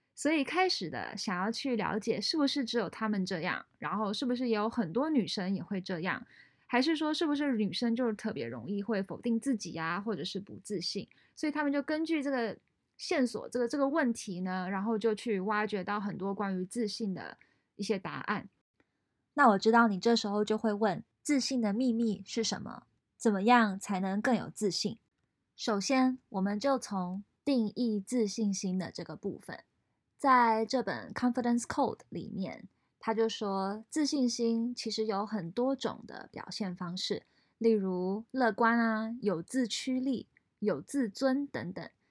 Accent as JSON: {"language": "Chinese", "country": "Taiwan", "tie": "born or raised there", "also_born_or_lived": "France", "moved": "as an adult", "lives_now": "San Francisco Bay Area, United States", "said": "我在台湾长大，后来到美国留学"}